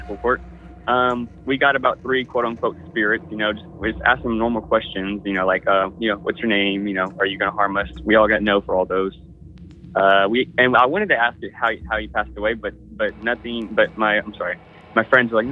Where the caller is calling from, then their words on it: Houston, Texas, United States; calling from Space City itself, Houston, Texas